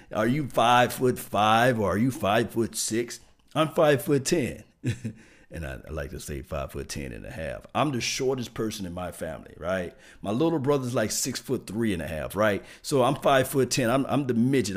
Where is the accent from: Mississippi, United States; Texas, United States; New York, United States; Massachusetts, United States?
Mississippi, United States; Natchez; I'm from Mississippi, small town, Natchez